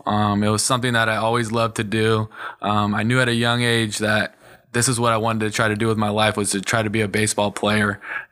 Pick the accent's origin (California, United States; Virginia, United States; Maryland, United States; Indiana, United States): California, United States; San Diego; I grew up locally here in San Diego, born and raised in Rancho San Diego, which is just outside of El Cajon. So born and raised in San Diego and love it here.